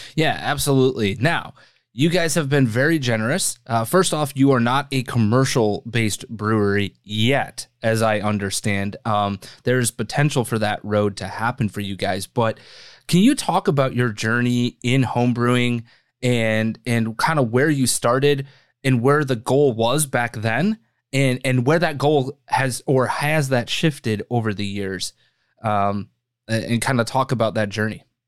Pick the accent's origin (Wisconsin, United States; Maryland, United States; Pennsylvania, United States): Wisconsin, United States; now in Chicago, United States; I grew up in Wisconsin